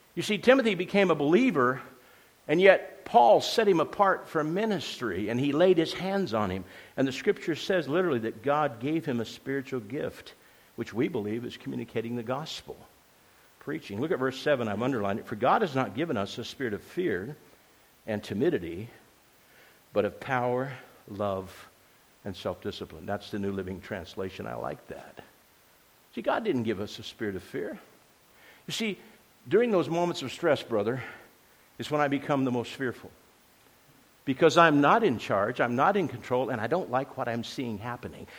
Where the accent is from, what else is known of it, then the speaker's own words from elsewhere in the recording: Grants Pass, Oregon, United States; accent: southern; moved away; also born or lived in Oklahoma; I was born in Grants Pass